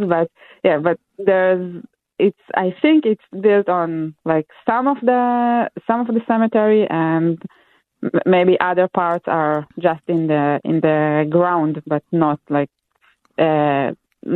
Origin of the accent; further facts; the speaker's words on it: Israel; moved away; I'm from Israel originally